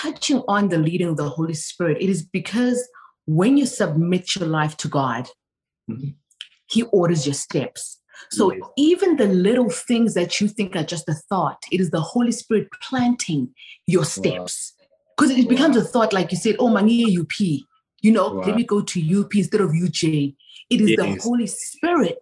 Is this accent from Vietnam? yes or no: no; South Africa; moved away as an adult; now in United States; I was born and raised in South Africa for 19 years of my life.